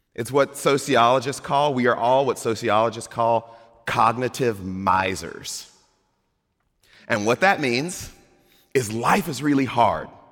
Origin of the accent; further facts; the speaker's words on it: Mississippi, United States; moved away; I grew up in Mississippi